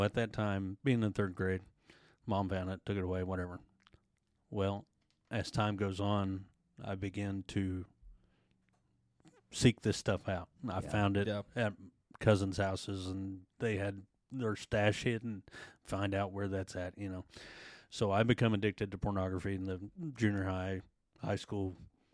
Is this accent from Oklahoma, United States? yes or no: yes; Sapulpa, Oklahoma, United States; Born and raised in Spalpa. Grew up in the same house throughout my childhood